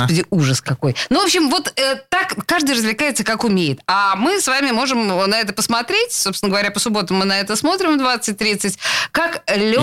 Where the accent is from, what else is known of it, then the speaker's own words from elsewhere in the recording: Saint Petersburg, Russia; Я родилась и выросла в Петербурге